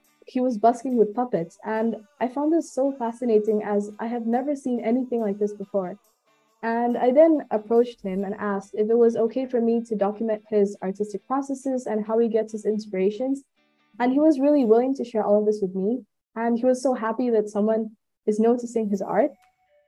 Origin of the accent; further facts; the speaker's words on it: Bandung, West Java, Indonesia; also born or lived in India; born in India but raised in Bandung, Indonesia. So I may look Indian, but I'm Indonesian at heart